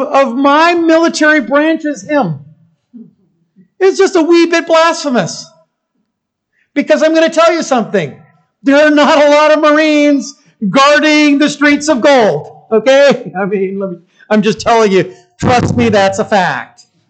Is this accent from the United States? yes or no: yes; United States